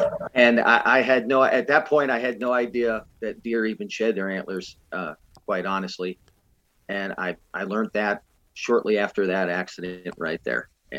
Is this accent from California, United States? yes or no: no; Indian Orchard, Massachusetts, United States; moved away as an adult; now in Missouri, United States; Okay. Well … I'm originally from Indian Orchard, Massachusetts. I ended up out here in Missouri when I was 18 years old, and I've been here ever since, off and on.